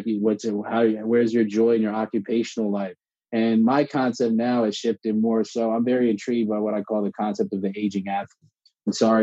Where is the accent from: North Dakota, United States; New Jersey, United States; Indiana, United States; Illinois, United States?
New Jersey, United States; South Orange; I grew up in South Orange, New Jersey